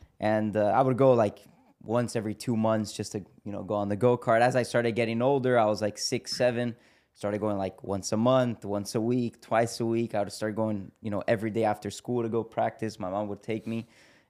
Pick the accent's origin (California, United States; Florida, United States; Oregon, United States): Florida, United States; Miami; Yeah. No, so we were born in Miami. Okay. But obviously, our family, you know, they're from Brazil. And we grew up in Miami.